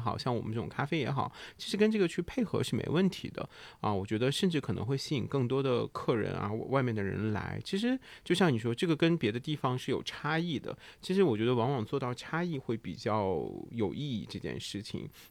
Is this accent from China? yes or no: yes; Shanxi, China; now in Shenzhen, China; 其实严格意义上，我们用户籍所在讲，我们都是深圳人。但是 Steven 说我是潮州人，但我会跟你说我是北方人，我是山西人，你懂吗？